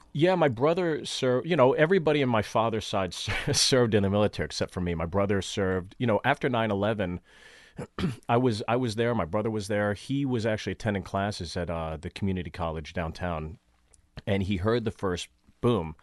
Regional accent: Pittsburgh, Pennsylvania, United States; moved away; also born or lived in New York City; I grew up in Pittsburgh, Pittsburgh

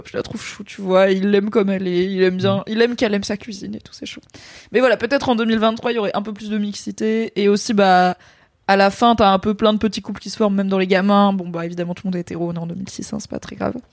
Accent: Morocco; Enfin, je suis marocaine

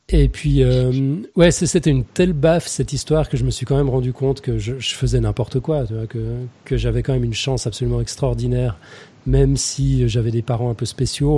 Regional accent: Lausanne, Vaud, Switzerland; born or raised there; also born or lived in Geneva, Switzerland / Morges, Switzerland

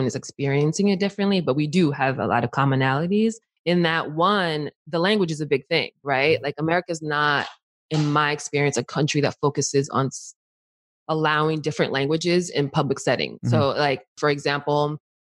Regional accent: Montclair, New Jersey, United States; also born or lived in Newark, New Jersey / East Orange, New Jersey / Washington, District of Columbia, United States; technically I was born in Newark, but I was raised in East Orange and we moved to Montclair

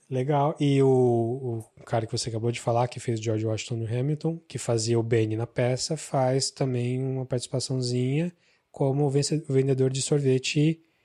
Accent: Araraquara, São Paulo, Brazil; moved away; tava louco para fugir de Araraquara e fugi e nunca mais voltei

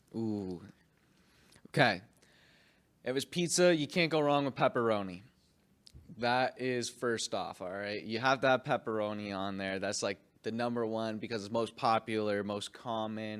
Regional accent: Canada; I'm a Canadian kid

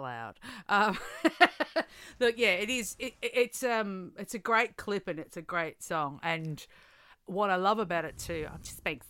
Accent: Melbourne, Victoria, Australia; also born or lived in Wagga Wagga, New South Wales; I am from Wagga Wagga, so regional New South Wales, but I grew up Melbourne.

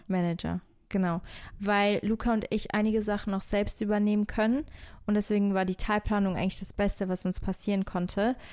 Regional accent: Algarve, Portugal; in der Algarve, äh, da wo ich aufgewachsen bin

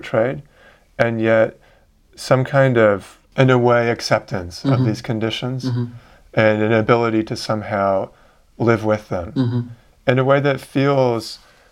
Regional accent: Vancouver, British Columbia, Canada; I grew up in Vancouver in Canada.

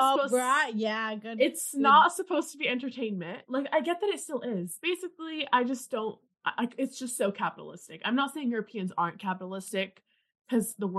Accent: British Columbia, Canada; moved away; I'm literally from Canada

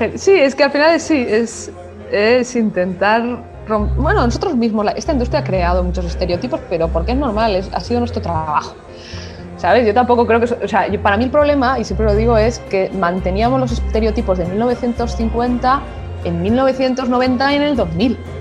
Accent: Spain; first language Spanish; soy española y en mi lengua es el español

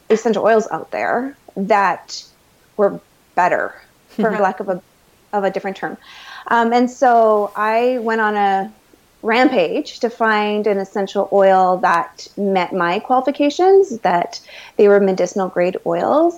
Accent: Manitoba, Canada; I am a Canadian girl, raised most of my life in Manitoba

